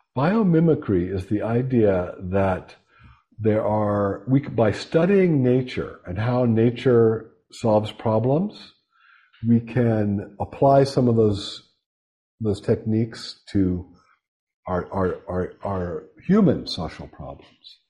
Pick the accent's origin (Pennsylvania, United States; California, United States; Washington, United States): Pennsylvania, United States; Pittsburgh; moved away; I'm from Western Pennsylvania, shot and beer town, Pittsburgh.